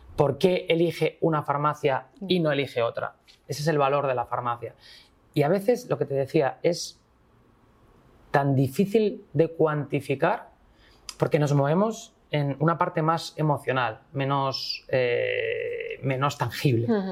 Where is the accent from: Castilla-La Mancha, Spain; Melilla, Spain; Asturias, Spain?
Asturias, Spain; soy del norte, bueno, soy asturiano